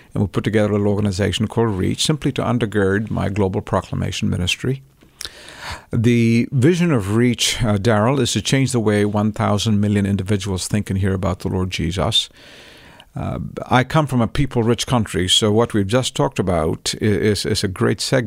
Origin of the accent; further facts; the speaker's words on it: Chennai, Tamil Nadu, India; moved away; I grew up in Chennai